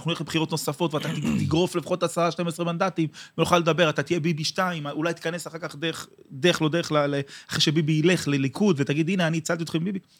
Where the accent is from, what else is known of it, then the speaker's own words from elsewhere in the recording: Or Yehuda, Central District, Israel; אני גדלתי באור יהודה בשפרינצק, כן.